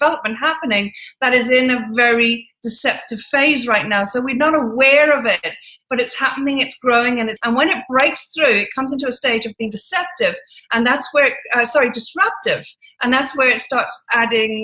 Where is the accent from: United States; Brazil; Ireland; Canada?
Ireland; moved away as an adult; now in London, United Kingdom; moved back to Ireland. And I lived a very unusual life in Ireland